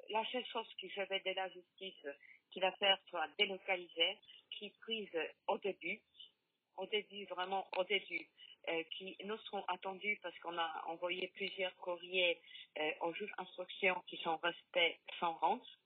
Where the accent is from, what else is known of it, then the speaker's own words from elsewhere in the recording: Poland; French is a second language; now in France; Je suis polonaise d'origine.